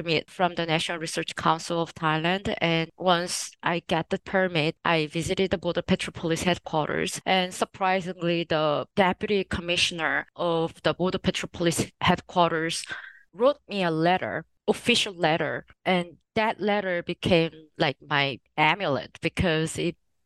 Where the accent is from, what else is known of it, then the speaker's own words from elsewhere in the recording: Jeju Island, South Korea; moved away as an adult; also born or lived in United States; So I'm from Jeju Island. I was born and raised until like my secondary education in Jeju Island.